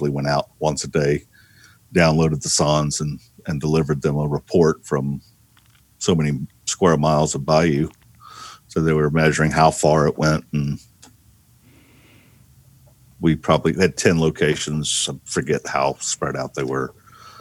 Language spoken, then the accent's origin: English; Mississippi Gulf Coast, United States; I grew up on the Gulf Coast